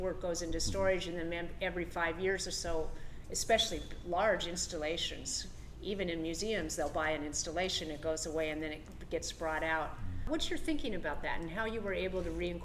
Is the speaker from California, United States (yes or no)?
no; Puget Sound, Pacific Northwest, Washington, United States; growing up on the Puget Sound in the Pacific Northwest